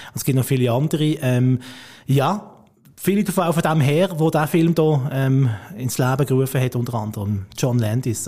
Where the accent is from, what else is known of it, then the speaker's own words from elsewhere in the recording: Basel, Basel-Stadt, Switzerland; als Basler